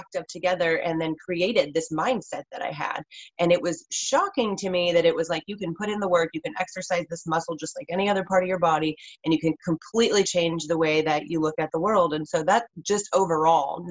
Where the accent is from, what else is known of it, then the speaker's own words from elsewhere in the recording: West Coast, United States; I grew up on the West Coast, born and raised